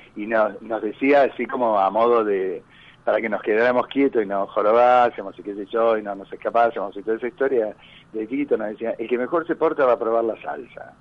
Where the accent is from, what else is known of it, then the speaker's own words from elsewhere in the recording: Argentina; Yo quiero mucho mi país, a pesar de que soy argentino-italiano y podría instalarme mañana en Italia